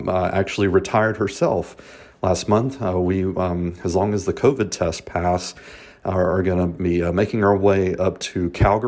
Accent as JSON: {"language": "English", "town": "Albany", "region": "Georgia", "country": "United States", "tie": "born or raised there", "moved": "yes", "said": "from Albany, Georgia. This is down in Southwest Georgia, my hometown"}